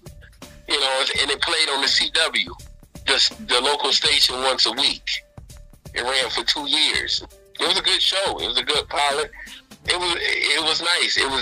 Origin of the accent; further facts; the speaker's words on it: West Palm Beach, Florida, United States; West Palm Beach, 561 Florida. Shout out. That's my hometown